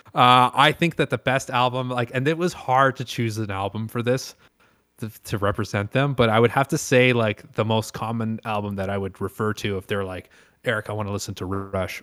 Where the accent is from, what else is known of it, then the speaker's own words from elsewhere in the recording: Canada; I am pure Canadian.